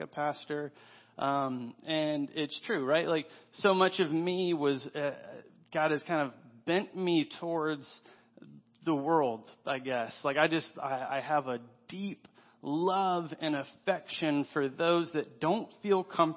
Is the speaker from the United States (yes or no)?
yes; Paulding County, Georgia, United States; I am from Paulding County